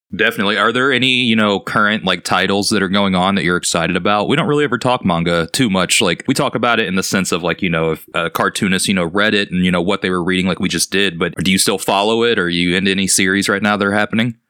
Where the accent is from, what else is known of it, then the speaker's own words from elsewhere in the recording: United States; Being an American